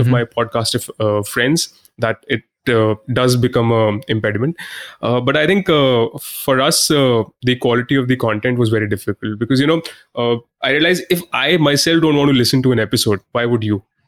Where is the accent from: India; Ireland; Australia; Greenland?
India; I'm an Indian